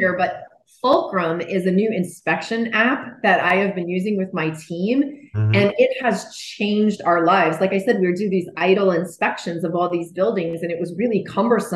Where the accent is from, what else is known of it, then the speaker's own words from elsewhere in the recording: New Jersey, United States; moved away; I grew up in New Jersey